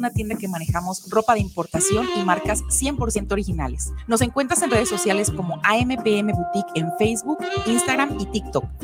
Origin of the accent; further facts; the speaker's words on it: Mazatlán, Sinaloa, Mexico; born there; moved away as an adult; now in Guadalajara, Mexico; nací en Mazatlán, Sinaloa, pero me vine a Guadalajara a estudiar